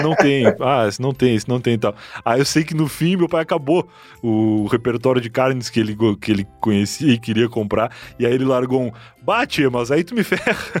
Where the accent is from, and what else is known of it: Rio Grande do Sul, Brazil; moved away as an adult; now in São Paulo, Brazil